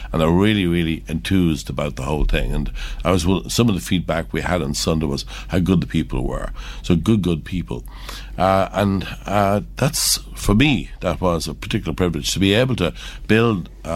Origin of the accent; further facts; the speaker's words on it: Ireland; we're from Curragh. My father used to have the pub, the local pub there.